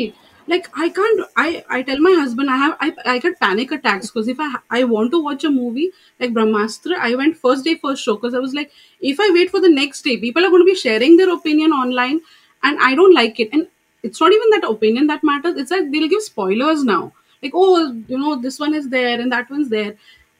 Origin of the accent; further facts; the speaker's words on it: Kuwait; So I said, I came from Kuwait, and this is like I'm, you know, coming here.